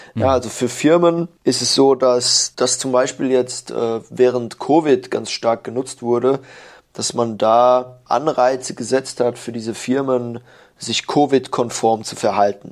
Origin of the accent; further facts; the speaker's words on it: Germany; moved away as an adult; now in Shanghai, China; als Deutscher